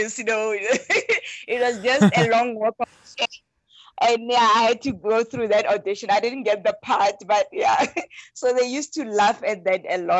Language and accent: English; Rustenburg, North West, South Africa; I come from Rustenburg. Rustenburg is a very small town. That's where I was born and bred.